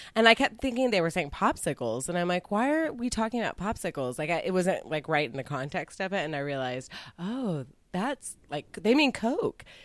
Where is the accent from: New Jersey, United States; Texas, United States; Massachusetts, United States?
Texas, United States; I was from Texas